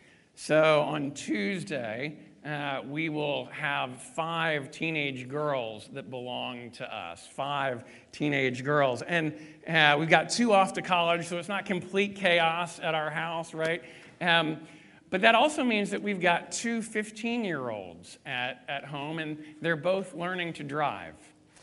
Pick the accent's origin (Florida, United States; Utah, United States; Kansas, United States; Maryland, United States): Maryland, United States; Ellicott City; I grew up in Ellicott City, Maryland, the first 18 years of my life, and Ellicott City, Maryland is about 45 minutes north of Washington, D.C.